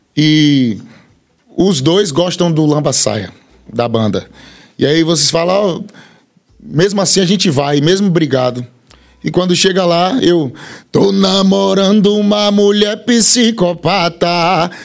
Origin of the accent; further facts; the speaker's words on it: Bahia, Brazil; also born or lived in Feira de Santana; eu sou da Bahia. Tem gente, eu moro em Feira de Santana